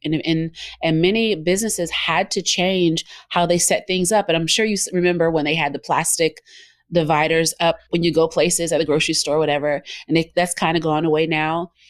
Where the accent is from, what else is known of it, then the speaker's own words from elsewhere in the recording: Georgia, United States; also born or lived in Memphis; I'm from Georgia. I'm in Georgia.